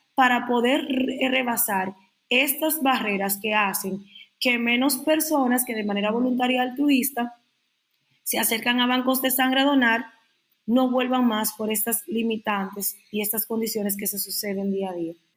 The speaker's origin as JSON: {"language": "Spanish", "country": "Dominican Republic", "said": "para decirlo como buen dominicano"}